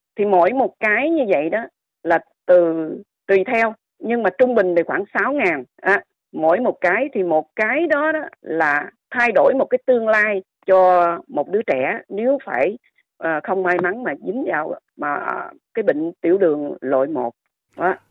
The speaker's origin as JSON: {"language": "Vietnamese", "country": "Vietnam", "moved": "yes", "lives_now": "Perth, Australia", "said": "chúng em và tất nhiều người Úc gốc Việt"}